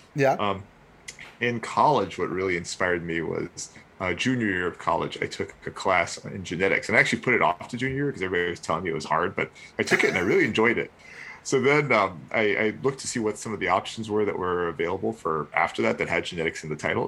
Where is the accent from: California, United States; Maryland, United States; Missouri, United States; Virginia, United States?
Virginia, United States; southeastern; also born or lived in Chicago; now in North Carolina, United States; I grew up actually very close to Vienna in southeastern Virginia.